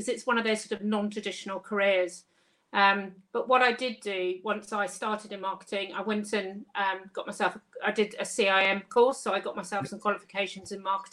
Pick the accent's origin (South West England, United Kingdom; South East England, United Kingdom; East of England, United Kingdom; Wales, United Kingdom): South East England, United Kingdom; Kent; moved away as an adult; also born or lived in St Helens, Lancashire; I was from Kent and I was up in Lancashire